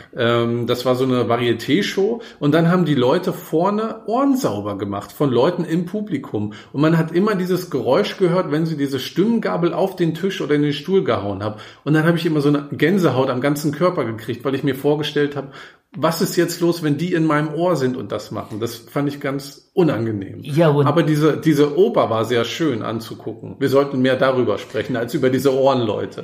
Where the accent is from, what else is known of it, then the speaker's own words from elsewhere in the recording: Germany; als Deutscher